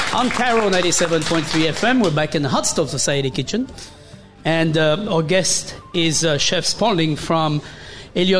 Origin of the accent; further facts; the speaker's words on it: France; now in United States; I come from France. I come from close to Brittany where we have oysters.